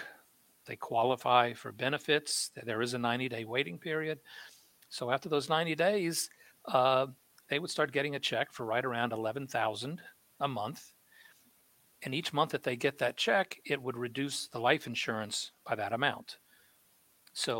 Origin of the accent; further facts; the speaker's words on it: New Orleans, Louisiana, United States; when I was growing up in New Orleans, when I was a little kid